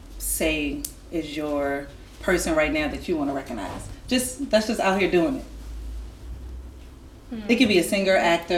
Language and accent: English; Virginia, United States; now in Los Angeles, United States; I'm from Virginia